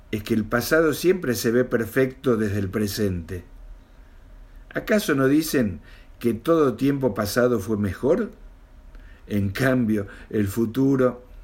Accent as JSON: {"language": "Spanish", "region": "Mendoza", "country": "Argentina", "tie": "born there", "lives_now": "Buenos Aires, Argentina", "said": "tengo 65 años, vivo acá en Capital Federal de la Argentina, aunque nací en Mendoza hace mucho, mucho tiempo."}